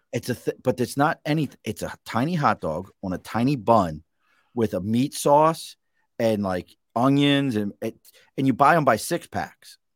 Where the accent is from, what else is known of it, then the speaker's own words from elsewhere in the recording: Baltimore, Maryland, United States; now in Glens Falls area, New York, United States; where I grew up in Baltimore